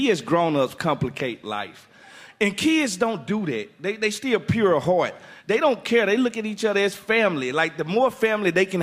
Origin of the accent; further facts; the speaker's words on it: Mississippi, United States; I'm from Mississippi